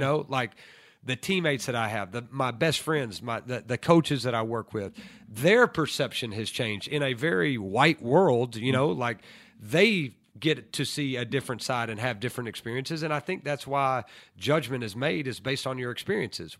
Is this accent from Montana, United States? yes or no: no; Lookout Mountain, Tennessee, United States; also born or lived in Ooltewah, Tennessee; I'm from Lookout Mountain of Tennessee